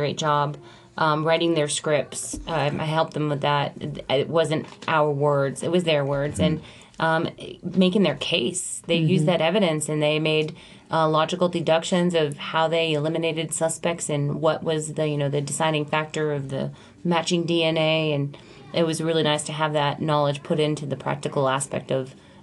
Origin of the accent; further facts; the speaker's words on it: New Hampshire, United States; I grew up in New Hampshire